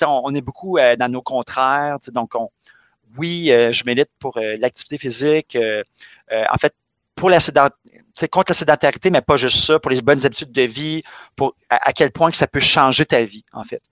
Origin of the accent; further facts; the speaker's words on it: Montreal, Quebec, Canada; je suis né à Montréal-Nord, je vis dans le quartier de Schlaga.